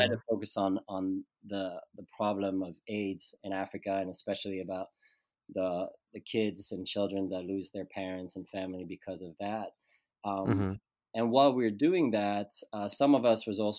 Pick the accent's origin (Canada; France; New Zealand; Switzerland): Switzerland; Lausanne, Vaud; moved away; I was born in Switzerland, Lausanne, which is a city on the French side of Switzerland. And I grew up there